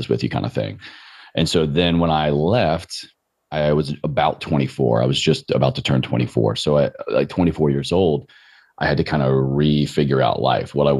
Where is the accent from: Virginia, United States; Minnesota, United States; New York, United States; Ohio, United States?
Virginia, United States; Roanoke; moved away as an adult; also born or lived in Richmond, Virginia; growing up in Roanoke, Virginia, I just never knew what it meant to not move